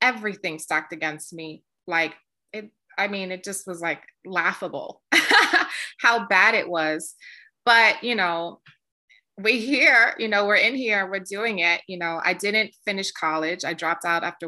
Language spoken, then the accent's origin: English; New York City, New York, United States; I'm a girl from the South Bronx. I grew up in the projects.